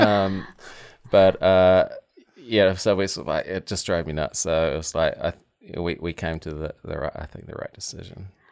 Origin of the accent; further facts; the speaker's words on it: Tauranga, Bay of Plenty, New Zealand; moved away as an adult; also born or lived in West Coast, United States; now in Maryland, United States; where I grew up is New Zealand's, uh, busiest port